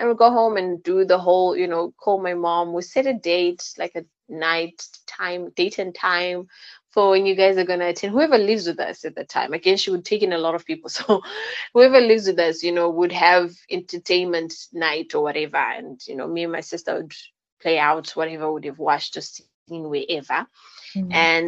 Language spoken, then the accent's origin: English; Bulawayo, Zimbabwe; I was raised, I was born in Bulawayo, and my parents were both teachers at the time.